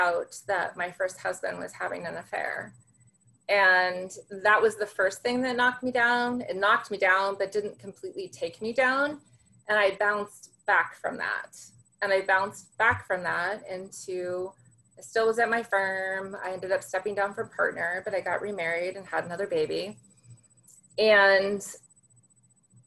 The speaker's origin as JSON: {"language": "English", "region": "Central California", "country": "United States", "tie": "born or raised there", "also_born_or_lived": "Santa Barbara, California / Orange County, California", "said": "I'm a California girl, born and raised in California. Started out in Central California"}